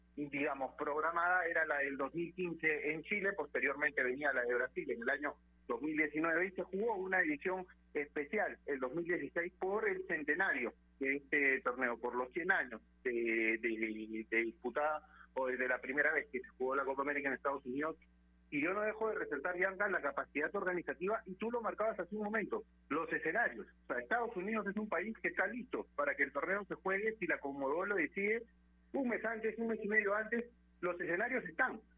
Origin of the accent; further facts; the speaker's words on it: Peru; nosotros como peruanos